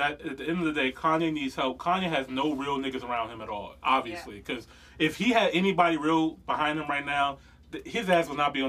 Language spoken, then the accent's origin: English; Chicago, Illinois, United States; but I'm from Chicago, and, you know, and guns are this way and stuff like that.